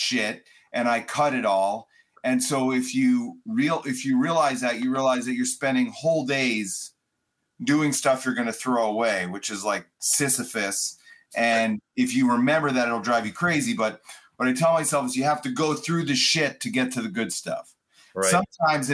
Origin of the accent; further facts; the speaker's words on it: suburbs of Chicago, Illinois, United States; I grew up in Chicagoland, suburbs of Chicago